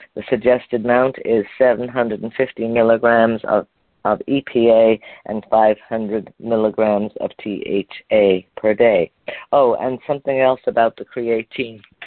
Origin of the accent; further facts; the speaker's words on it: Montreal, Quebec, Canada; moved away; You know that's where I'm from originally. That's where I was born in Montreal